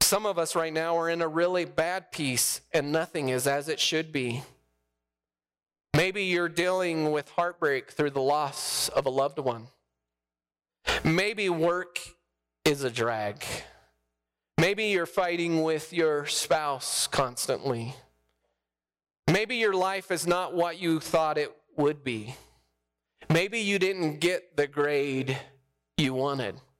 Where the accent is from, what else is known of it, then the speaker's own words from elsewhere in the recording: New Mexico, United States; moved away; I'm from New Mexico